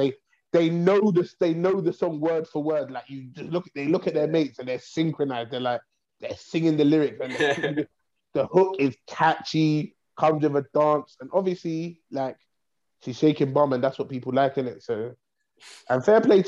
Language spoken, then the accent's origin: English; the North, Northern Ireland, United Kingdom